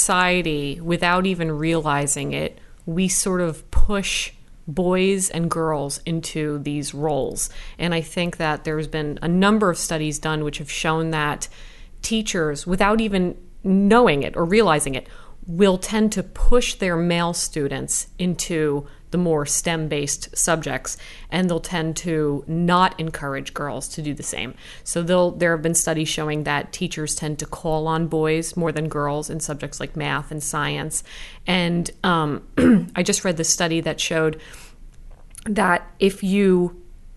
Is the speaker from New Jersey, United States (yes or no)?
yes; New Jersey, United States; I'm from Jersey, born and raised